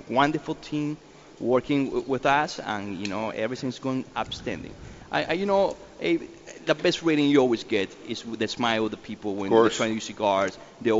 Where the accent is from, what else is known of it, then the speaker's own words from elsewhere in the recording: Nicaragua; now in United States; I'm from Nicaragua, and I didn't just become Nicaraguan just for the cigars. My family been living there for over 200 years.